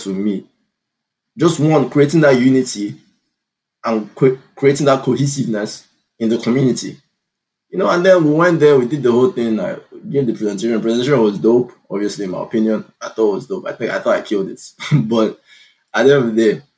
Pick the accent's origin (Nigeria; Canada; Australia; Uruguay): Nigeria; now in United States; the Nigerian man that I am